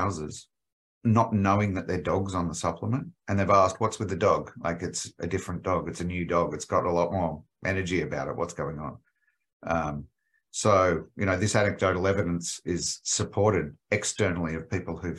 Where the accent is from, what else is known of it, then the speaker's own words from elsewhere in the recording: Australia; accent: Australian; moved away as an adult; now in United States; As you can tell, my accent is Australian